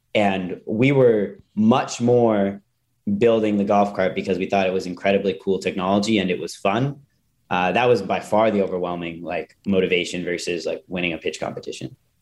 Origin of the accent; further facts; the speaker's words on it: Calgary, Alberta, Canada; I grew up in Calgary, Canada